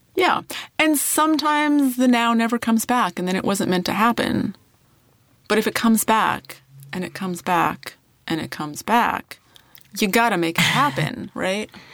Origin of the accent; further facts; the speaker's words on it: Saskatchewan, Canada; moved away; my hometown in Saskatchewan